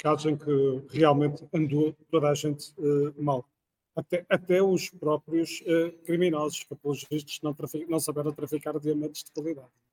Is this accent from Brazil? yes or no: no; Porto, Norte, Portugal; sou do Porto